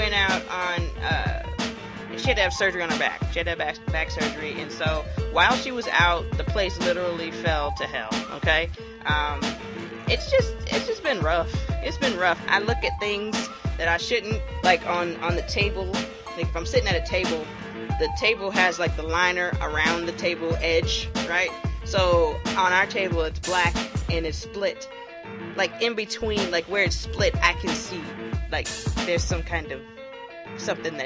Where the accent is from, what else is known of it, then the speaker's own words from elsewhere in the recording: Hilton Head, South Carolina, United States; now in Columbia, United States; I'm from Hilton Head, South Carolina